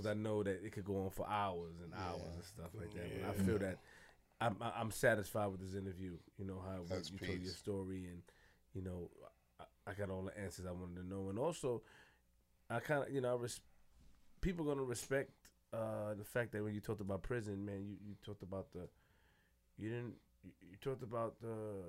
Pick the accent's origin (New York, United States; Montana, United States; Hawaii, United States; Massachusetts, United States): New York, United States; Queens; I'm from Queens.